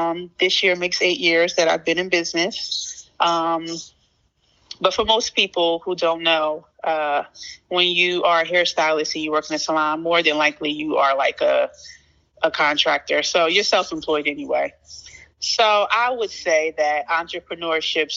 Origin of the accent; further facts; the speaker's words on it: Plainfield, New Jersey, United States; I was born and raised in Plainfield, New Jersey.